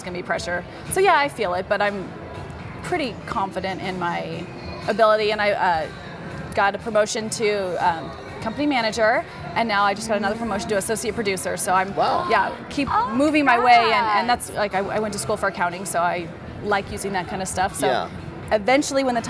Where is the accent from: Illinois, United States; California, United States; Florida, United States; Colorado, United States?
Colorado, United States; moved away as an adult; now in Las Vegas, United States; I'm originally from Colorado